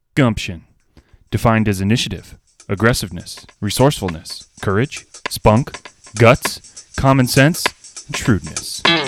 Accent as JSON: {"language": "English", "town": "Plattsburgh", "region": "New York", "country": "United States", "tie": "born or raised there", "also_born_or_lived": "Great Falls, Montana / New Jersey", "said": "I grew up right here"}